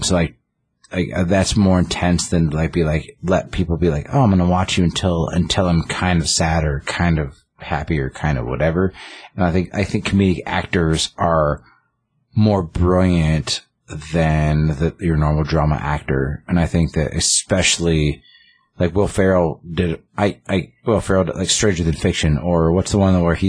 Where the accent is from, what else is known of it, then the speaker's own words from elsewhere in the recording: the South, United States; I'm from the South. The deep South.